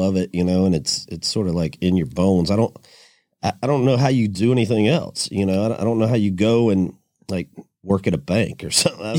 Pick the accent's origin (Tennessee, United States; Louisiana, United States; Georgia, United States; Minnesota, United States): Georgia, United States; middle; moved away as an adult; now in Nashville, United States; I'm from Georgia originally, middle Georgia